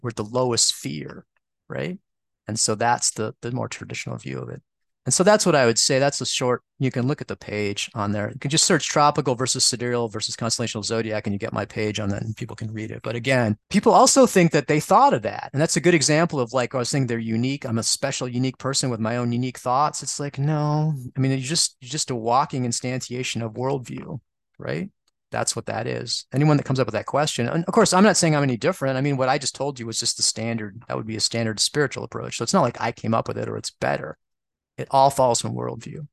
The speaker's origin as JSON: {"language": "English", "region": "Midwest", "country": "United States", "said": "since I'm from the Midwest, I say spica"}